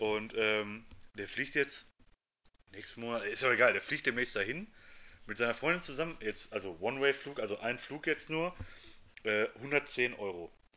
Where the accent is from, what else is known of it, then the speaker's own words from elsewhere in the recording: Germany; also born or lived in Essen; hier bei uns in Deutschland